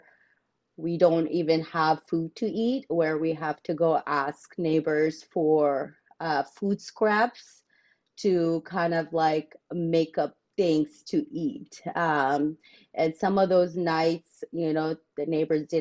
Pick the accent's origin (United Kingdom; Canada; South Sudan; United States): South Sudan; moved away; growing up in South Sudan